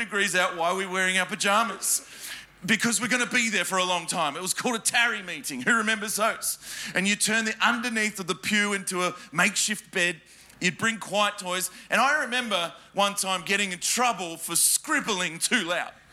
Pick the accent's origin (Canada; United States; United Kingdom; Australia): Australia; Adelaide, South Australia; now in Melbourne, Australia; So I was born in Adelaide, in a tiny country town and called Adelaide. If you blink, you miss it. And I grew up there.